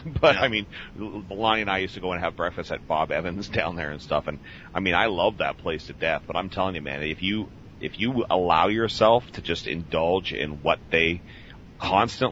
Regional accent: Canada; moved away as an adult; also born or lived in United States; I can say as a Canadian that's lived a couple different times in the States

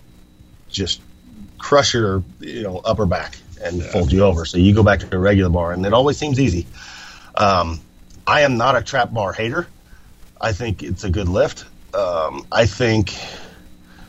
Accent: United States; I'm freaking from America

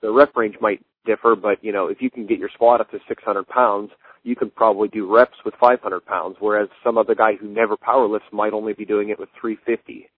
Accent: Akron, Ohio, United States; I'm from Akron.

